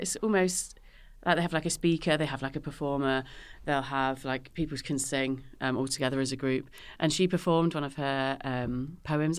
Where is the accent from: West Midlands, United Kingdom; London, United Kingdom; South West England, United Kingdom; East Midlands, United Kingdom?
East Midlands, United Kingdom; Northamptonshire; moved away as an adult; now in Manchester, United Kingdom; I'm from the Midlands